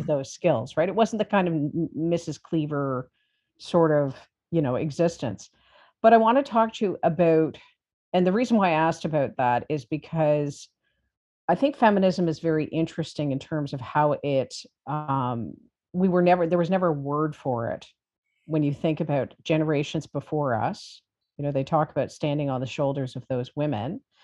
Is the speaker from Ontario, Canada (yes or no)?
yes; Toronto, Ontario, Canada; I'm from Toronto